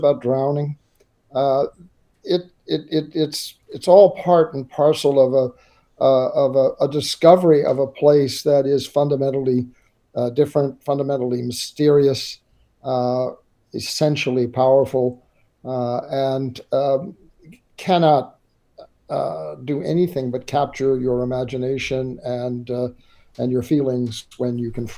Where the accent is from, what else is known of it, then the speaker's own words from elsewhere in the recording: St. Louis, Missouri, United States; Well, I was a city boy. I was born in St. Louis, about as far from every coast that you can be in the United States.